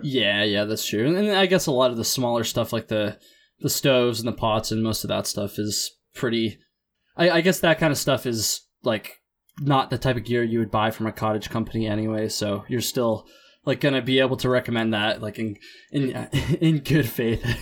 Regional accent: Vermont, United States; I'm from Vermont and kinda learned to hike on the long trail

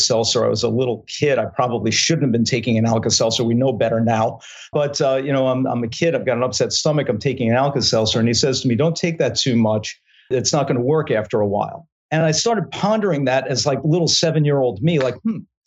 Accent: Long Island, New York, United States; Born and raised on Long Island.

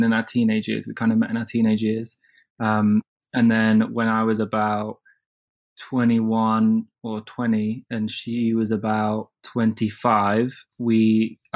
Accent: Midlands, United Kingdom; also born or lived in London; I grew up in the Midlands, and I had to come down to London when I was like 14 by myself to train in like performing arts.

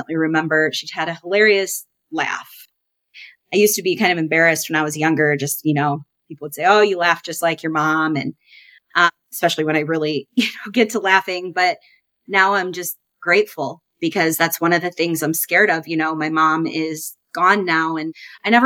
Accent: Davenport, Iowa, United States; I was born and raised in Davenport, Iowa. I now reside close to my hometown still with my family.

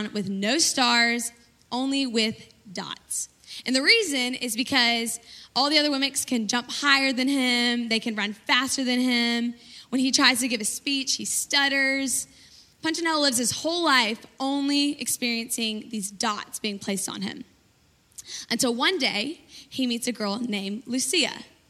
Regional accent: Birmingham, Alabama, United States; I'm from Birmingham, Alabama

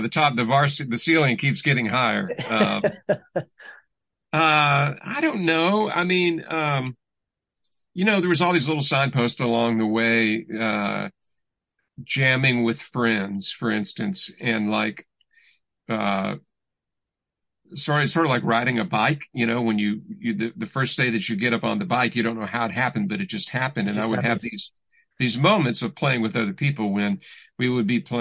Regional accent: Louisville, Kentucky, United States; I grew up in Louisville, Kentucky.

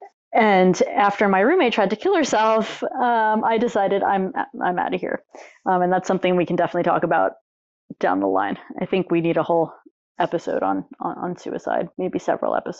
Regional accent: Long Island, New York, United States; I grew up on Long Island, New York

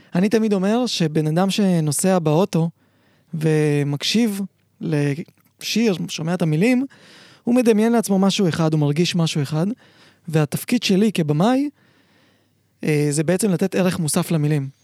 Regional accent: Israel; also born or lived in Uzbekistan; זה היה, עוד לא היה בארץ, זה היה באוזבקיסטן, איפה שנולדתי

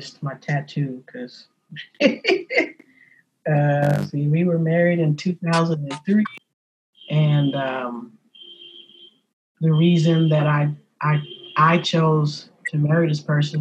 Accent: San Francisco, California, United States; born and raised in San Francisco, being a native of San Francisco

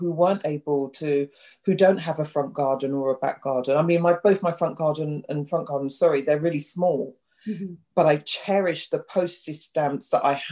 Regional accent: London, United Kingdom; also born or lived in Clapham, London / South Norwood, London; I grew up in West Norwood, which is about 15 minutes down the road

